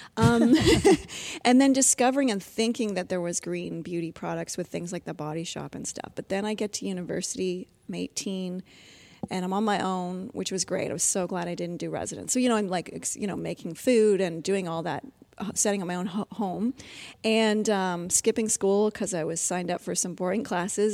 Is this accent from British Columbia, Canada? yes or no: no; Ontario, Canada; I grew up in, I was raised in Ontario